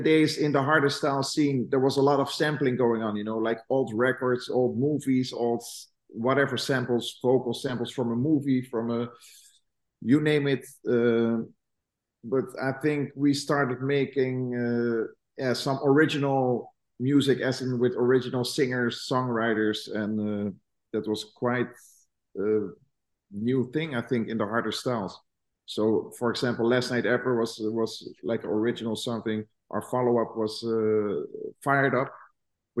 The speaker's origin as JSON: {"language": "English", "country": "Netherlands", "said": "I'm from Holland."}